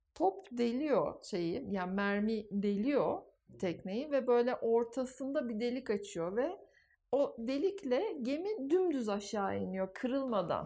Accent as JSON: {"language": "Turkish", "country": "Turkey"}